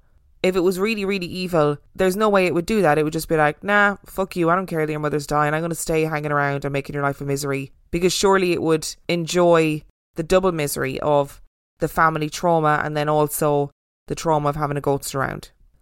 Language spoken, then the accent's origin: English; United Kingdom; I'm British, you see